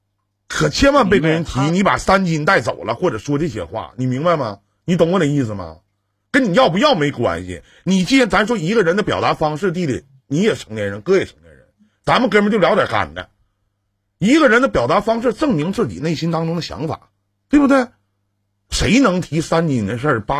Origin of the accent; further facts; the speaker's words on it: Northeast China, China; accent: Northeastern dialect; 用我们东北话来讲，